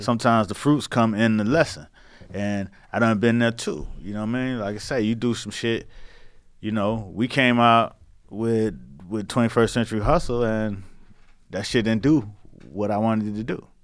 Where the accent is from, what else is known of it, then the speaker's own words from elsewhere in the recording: Miami, Florida, United States; I'm from Miami